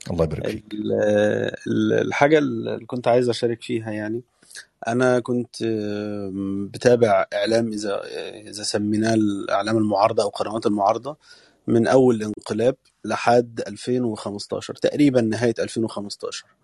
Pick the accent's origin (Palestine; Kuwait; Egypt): Egypt; فده ده اللي احنا محتاجينه احنا كمصريين على الاقل في الخارج